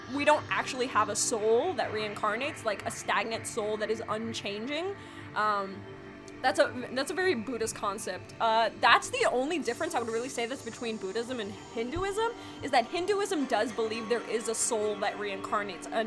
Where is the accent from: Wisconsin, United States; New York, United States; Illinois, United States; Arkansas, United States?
New York, United States; I'm from New York